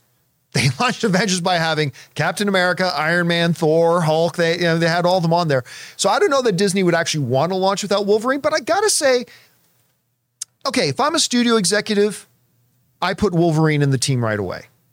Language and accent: English; Canada; growing up in Canadian winters